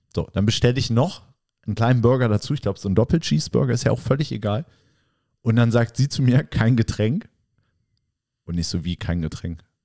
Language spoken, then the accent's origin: German; West Germany, Germany; jetzt als Westdeutscher